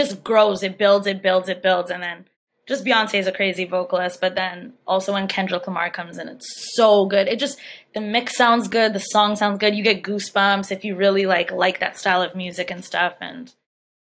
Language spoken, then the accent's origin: English; Saskatoon, Saskatchewan, Canada; now in Vancouver, Canada; I was born and raised in Saskatoon, Saskatchewan, my whole life.